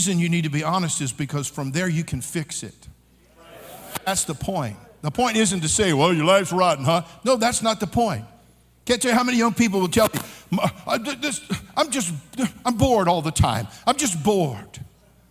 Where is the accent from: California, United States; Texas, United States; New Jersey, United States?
California, United States; I'm born and raised in California. I'm a native Californian